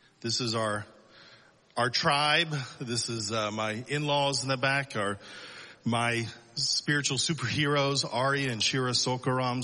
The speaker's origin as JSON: {"language": "English", "town": "Selma", "region": "Alabama", "country": "United States", "tie": "born or raised there", "also_born_or_lived": "Dallas, Texas", "moved": "as an adult", "lives_now": "Israel", "said": "I was born in Dallas, raised in Alabama. So I'm a cowboy redneck"}